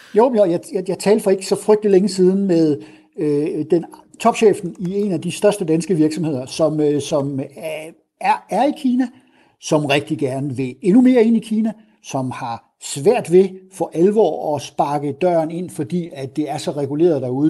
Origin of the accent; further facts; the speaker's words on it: south of Aarhus, Central Denmark Region, Denmark; accent: Jutlandic; now in Copenhagen, Denmark; min accent forhåbentlig afslører, så, øh, så har jeg jo en jysk oprindelse, der er syd for Aarhus